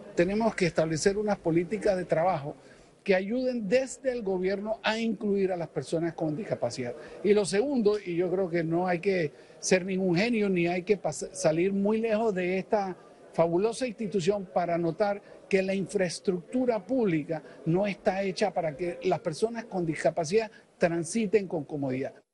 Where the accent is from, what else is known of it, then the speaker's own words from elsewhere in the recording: Panama; como panameño